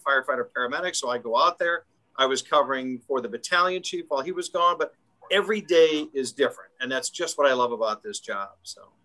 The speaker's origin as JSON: {"language": "English", "town": "Schaumburg", "region": "Illinois", "country": "United States", "tie": "born or raised there", "said": "I grew up in the Schaumburg area, so northwest suburbs."}